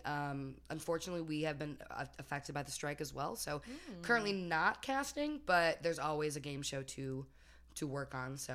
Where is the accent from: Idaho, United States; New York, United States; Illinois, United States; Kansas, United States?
Illinois, United States; Chicago; I am from Chicago.